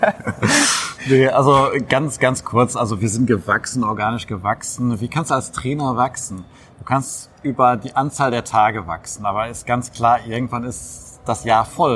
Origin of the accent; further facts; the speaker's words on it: Witten, North Rhine-Westphalia, Germany; in meiner Heimatstadt zu arbeiten